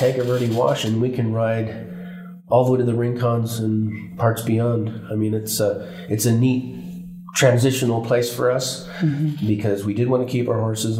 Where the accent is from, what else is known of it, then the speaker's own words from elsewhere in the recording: Phoenix and Tucson, Arizona, United States; also born or lived in Coconino County, Arizona; I grew up in Phoenix and Tucson after that time